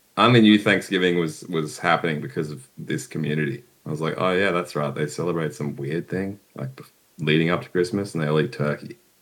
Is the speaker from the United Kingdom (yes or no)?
no; Brisbane, Queensland, Australia; I'm from Australia, man, Brisbane. Queensland. Australia